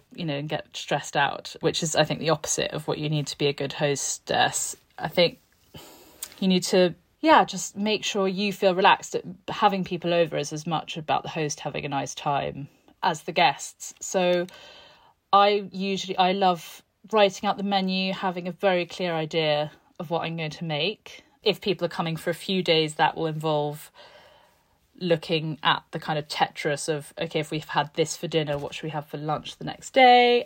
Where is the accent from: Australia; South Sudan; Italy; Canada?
Italy; Tuscany; also born or lived in London; now in Florence, Italy; I grew up in this, um, in this farmhouse on a beautiful hill in Tuscany between Siena and Montalcino